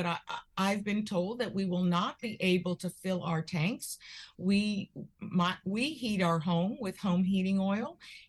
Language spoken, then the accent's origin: English; Charlotte, North Carolina, United States; moved away as an adult; also born or lived in Providence, Rhode Island / New York; now in Connecticut, United States; I went to school in Rhode Island. I grew up in Charlotte, North Carolina, because that's where my dad got a job. But when I went to college, I went to Brown University in Providence